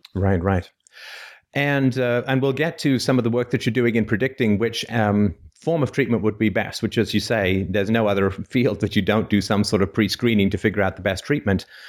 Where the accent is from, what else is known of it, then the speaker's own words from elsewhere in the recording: Canada; I'm from Canada